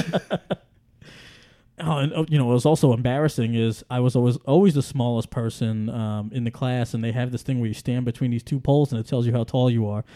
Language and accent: English; New York City, New York, United States; moved away; I grew up in Staten Island, I grew up in New York City